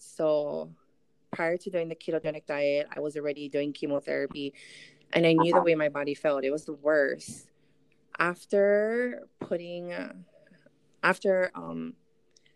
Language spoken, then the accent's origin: English; Molokai, Hawaii, United States; also born or lived in Hilo, Hawaii; now in Oahu, United States; I'm actually born and raised in Molokai. And then about 18 years ago, I moved over to Big Island